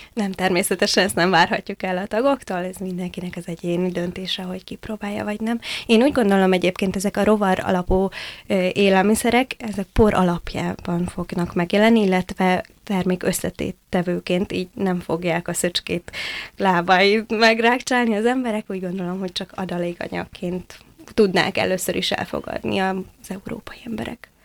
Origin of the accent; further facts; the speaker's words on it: Hungary; moved away as an adult; én Balaton északi partjáról egy nagyon pici faluból jöttem, és hát ezért muszáj nekem kollégiumban laknom